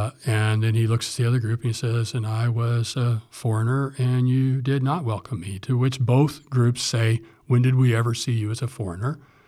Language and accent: English; Fowler, Indiana, United States; also born or lived in Morocco / Southern California; now in Ohio, United States; Back in my hometown, Indiana